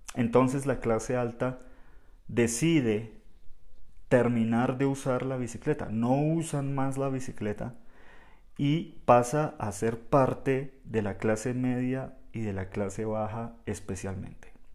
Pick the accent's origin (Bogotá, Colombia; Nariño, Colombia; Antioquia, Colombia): Bogotá, Colombia; en Bogotá hablamos un español un poco más estándar, más general